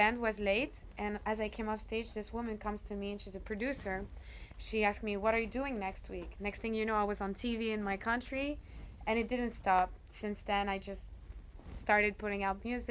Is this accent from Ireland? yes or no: no; Côte d’Ivoire; also born or lived in Paris, France; now in Boston, United States; I'm from West Africa, more precisely Côte d'Ivoire, Ivory Coast.